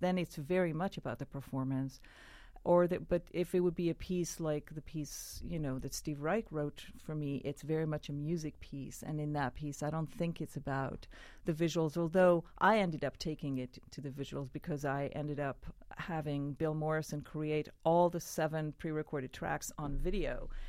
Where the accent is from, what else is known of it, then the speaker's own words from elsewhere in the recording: Israel; I grew up in Israel